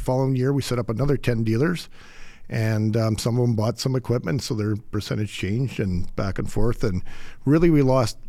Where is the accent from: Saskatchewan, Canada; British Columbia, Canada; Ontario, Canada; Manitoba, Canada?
Saskatchewan, Canada; Radisson; moved away as an adult; now in Alberta, Canada; Saskatchewan farm boy.